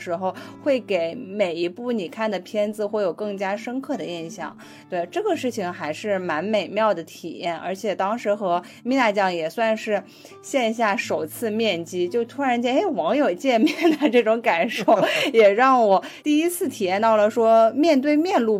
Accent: Northeast China, China; 作为一个东北人的我

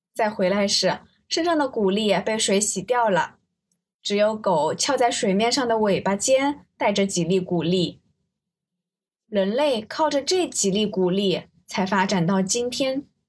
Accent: Zhejiang, China; 因为我是浙江人

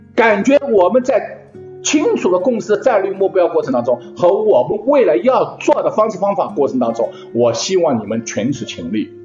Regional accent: Shanghai, China; moved away; also born or lived in abroad; 我是一个上海城市长大的，我在国外待了这么多年

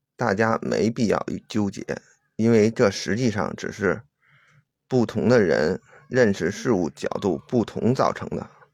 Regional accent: China; 我是中国人

